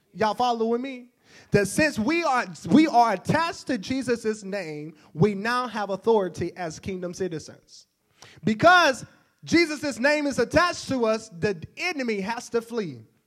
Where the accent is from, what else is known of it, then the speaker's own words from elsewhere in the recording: Oxford, Mississippi, United States; I'm from Oxford. It's not too far from here.